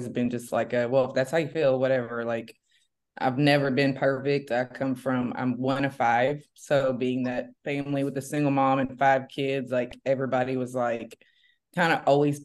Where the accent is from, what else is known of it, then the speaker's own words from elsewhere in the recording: Memphis, Tennessee, United States; I'm from, born and raised in Memphis, Tennessee.